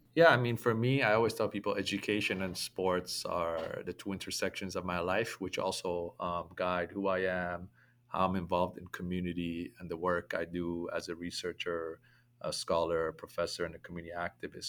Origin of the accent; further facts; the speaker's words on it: Toronto, Ontario, Canada; me growing up in toronto